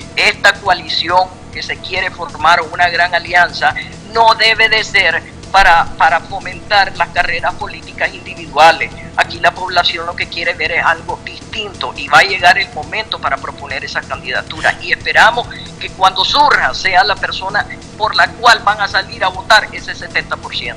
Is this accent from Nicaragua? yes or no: yes; Nicaragua; los nicaragüenses